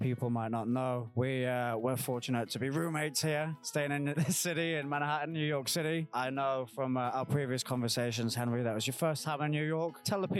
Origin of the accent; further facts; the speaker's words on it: United Kingdom; I'm a British guy coming in here.